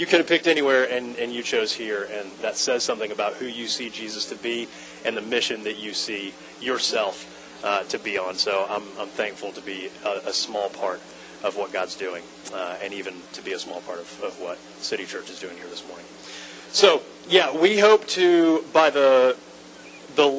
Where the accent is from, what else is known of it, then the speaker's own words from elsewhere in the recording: Atlanta, Georgia, United States; moved away as an adult; now in Lakeland, United States; I'm from Atlanta originally. We moved to Lakeland 7 years ago